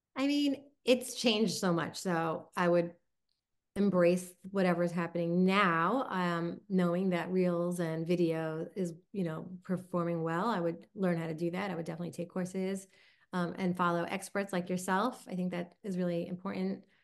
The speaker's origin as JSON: {"language": "English", "area": "Long Island", "region": "New York", "country": "United States", "accent": "Long Island", "said": "my Long Island accent"}